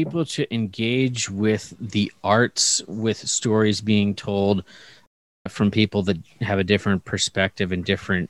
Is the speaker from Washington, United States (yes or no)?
yes; Seattle, Washington, United States; Growing up in Seattle was very white. I did not know many minorities, being in the suburbs especially.